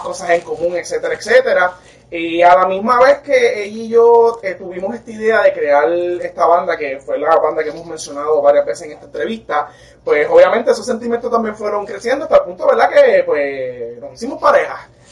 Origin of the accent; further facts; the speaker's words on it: Puerto Rico; Nosotros somos puertorriqueños, somos latinos